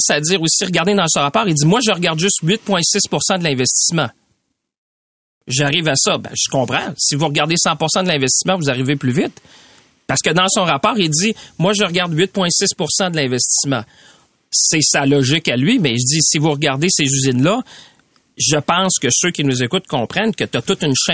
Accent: Shawinigan, Quebec, Canada; si je regarde chez nous, dans mon coin de pays, les deux PME les plus grosses sont dans le secteur de l'aéronautique. Deux PME. 100 employés, l'autre à peu près 75. Mais ils vendent à Airbus à Montréal par Bombardier. Si on n'avait pas de secteur de, l'aviation, ces deux PME-là de Shawinigan

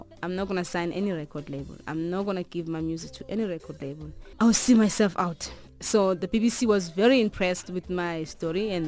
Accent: South Africa; as a South African musician

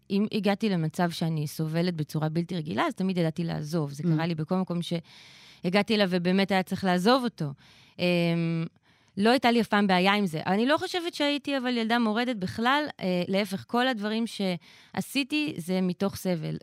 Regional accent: Israel; אני באתי מישראל

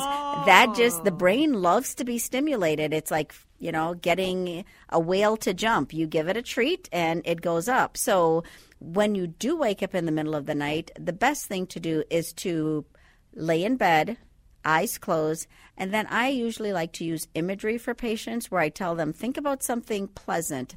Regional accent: Andros, Bahamas; now in Twin Cities, United States; I'm from the Bahamas. You can't quite tell by the accent right now, but originally from the Bahamas. So Andros is actually the largest island in the uh, Bahamas

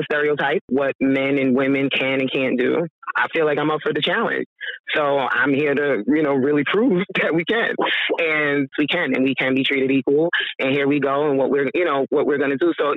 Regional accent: New York City, New York, United States; moved away; I'm originally from Queens, so that was like a melting pot of diversity and things that went on

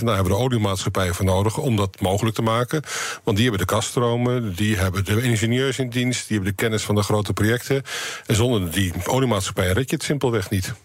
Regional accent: Netherlands

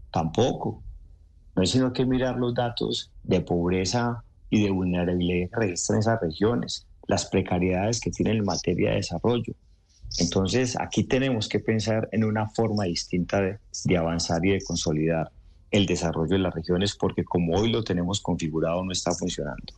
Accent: Antioquia, Colombia; los antioqueños, Ricardo, somos tan regionalistas como colombianos.

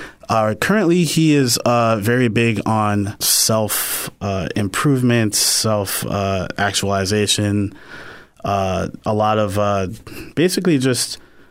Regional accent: Yonkers, New York, United States; I'm actually from Yonkers, New York. So, you know, Yonkers, New York is, you know, we pretty much pride ourselves in being, very invested in the birth of music, birth of hip hop, birth of, urban music.

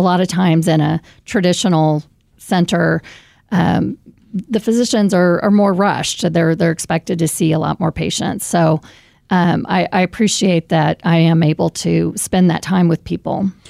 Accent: Raymore, Missouri, United States; also born or lived in Saint Louis, Missouri; I moved back to Kansas City because this is my hometown. I grew up in Raymore, Missouri

